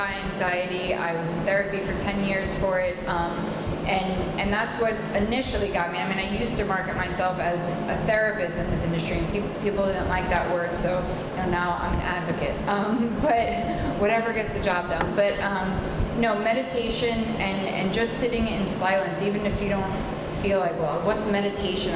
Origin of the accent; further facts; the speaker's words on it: New York, United States; I'm from New York, we have a couple of terms we tend to use